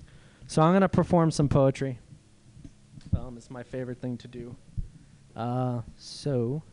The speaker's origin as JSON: {"language": "English", "town": "Cleveland", "region": "Ohio", "country": "United States", "tie": "born or raised there", "moved": "as an adult", "lives_now": "Southern California, United States", "said": "I'm visiting from out of town. I grew up in Cleveland, Ohio. I live in Southern California. I've been living there for 19 years, but I grew up in Ohio for 18 years."}